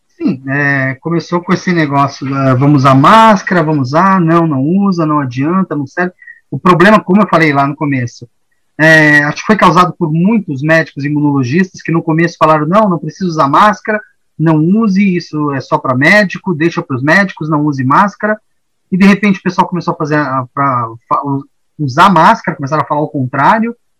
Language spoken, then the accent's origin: Portuguese; Brazil; also born or lived in São Paulo; a gente como brasileiro